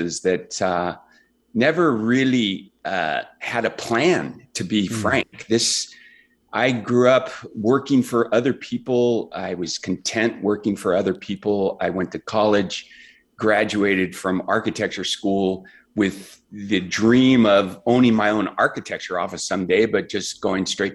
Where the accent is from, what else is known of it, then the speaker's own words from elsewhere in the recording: Central California, United States; I grew up in a second generation immigrant family in a little farming community in Central California